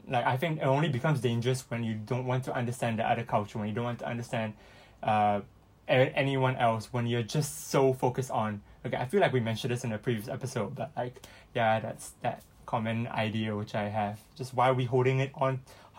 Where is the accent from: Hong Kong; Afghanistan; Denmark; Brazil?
Hong Kong; also born or lived in Singapore; being born in Hong Kong and identifying myself as Singaporean